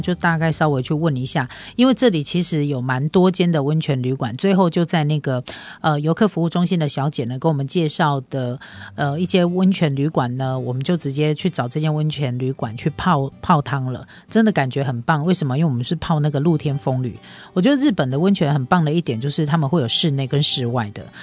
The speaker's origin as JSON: {"language": "Chinese", "country": "Taiwan", "said": "我们台湾人"}